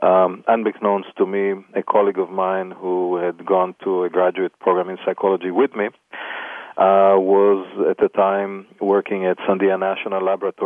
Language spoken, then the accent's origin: English; Israel; moved away as an adult; now in Los Angeles, United States; being born in Israel.